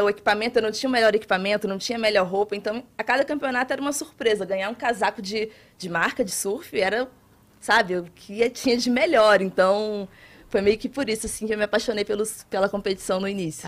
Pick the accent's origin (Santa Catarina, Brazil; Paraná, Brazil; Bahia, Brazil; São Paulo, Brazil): Bahia, Brazil; Itacaré; also born or lived in Rio de Janeiro; Eu sou do Rio de Janeiro, mas eu cresci em Itacaré, cidade no litoral sul da Bahia